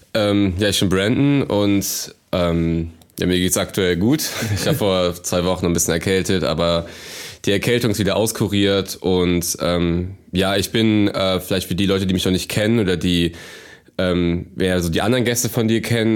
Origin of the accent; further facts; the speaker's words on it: Cologne, North Rhine-Westphalia, Germany; ich komme aus der Kölner Innenstadt und ähm, bin hier auch groß geworden.